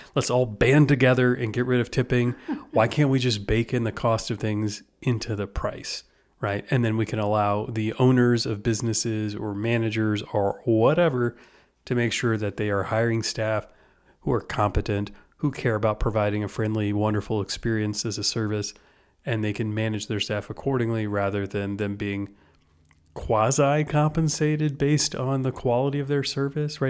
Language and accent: English; United States; I'm an American